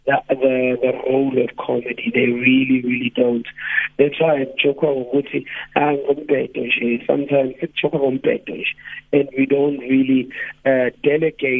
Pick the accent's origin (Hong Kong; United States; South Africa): South Africa; Durban, KwaZulu-Natal; I'm born and raised in Mlazi, Tuzuma, KZN